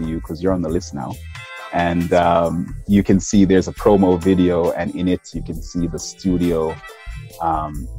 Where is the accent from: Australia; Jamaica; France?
Jamaica; Green Hill; also born or lived in Washington, D.C. area / California / Holland; now in Netherlands; I'm from Green Hill, Jamaica, which is super rural